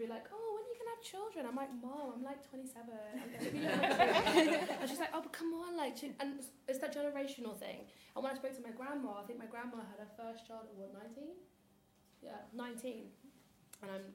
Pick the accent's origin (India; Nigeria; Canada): Nigeria; because I'm Nigerian